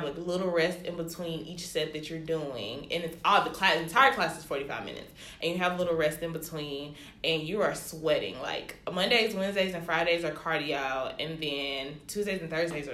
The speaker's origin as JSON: {"language": "English", "town": "Birmingham", "region": "Alabama", "country": "United States", "tie": "born or raised there", "said": "I am from Birmingham, Alabama, you know, born and raised, you know, but my family's from Nigeria"}